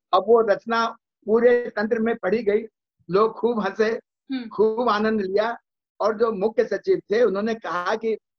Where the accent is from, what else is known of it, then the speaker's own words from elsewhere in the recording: Harda, Madhya Pradesh, India; मुझे मेरे पिताजी ने अपने गांव से तीस मील दूर एक हरदा जगह है वहां पढ़ने के लिए भेजा